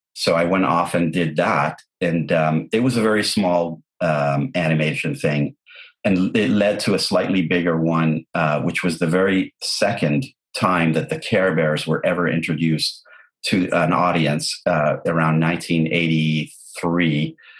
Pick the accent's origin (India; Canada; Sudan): Canada; English is a second language; also born or lived in Lebanon; We we moved from Lebanon to Canada when I was nine years old